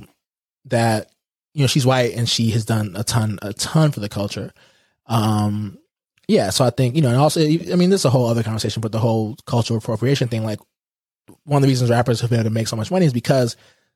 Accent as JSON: {"language": "English", "town": "Houston", "region": "Texas", "country": "United States", "tie": "born or raised there", "said": "I grew up in Houston, but I grew up in A-Leaf, which is on the southwest side of Houston"}